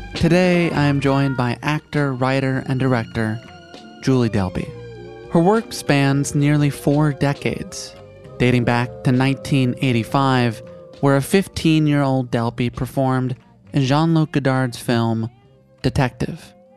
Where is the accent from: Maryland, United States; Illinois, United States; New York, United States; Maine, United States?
Illinois, United States; Chicago; I grew up in Chicago